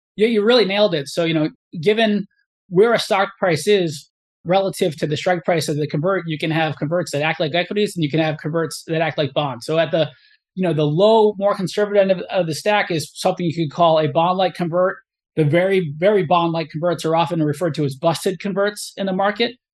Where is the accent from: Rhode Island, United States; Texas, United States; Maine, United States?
Rhode Island, United States; Cumberland; I grew up in, in Cumberland, Rhode Island, which is right on the Massachusetts border.